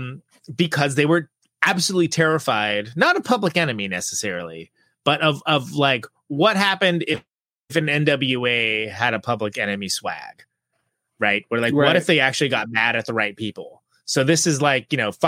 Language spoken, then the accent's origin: English; Modesto, California, United States; I was born in Modesto, California, the Central Valley